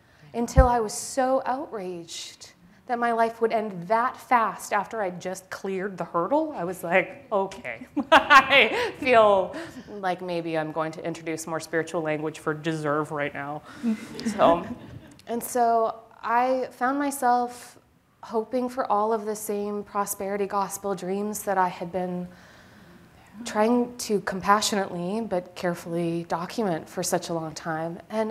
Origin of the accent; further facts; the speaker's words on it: Manitoba, Canada; both my parents were academics. So I grew up in the University of Manitoba